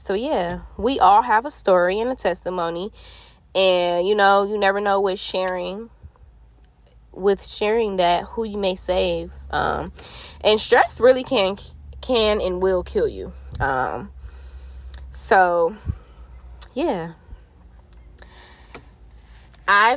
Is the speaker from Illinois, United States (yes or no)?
no; Detroit, Michigan, United States; I'm from Detroit, Michigan